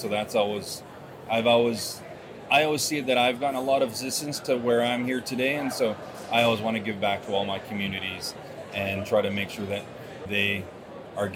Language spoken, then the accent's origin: English; Vancouver Island, British Columbia, Canada; I'm originally from Couch and Tribes, which is on Vancouver Island